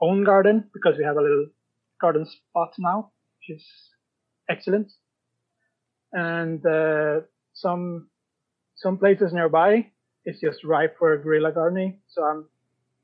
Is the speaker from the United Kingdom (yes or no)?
no; Sweden; now in Norway; I'm from Sweden, and I live in Norway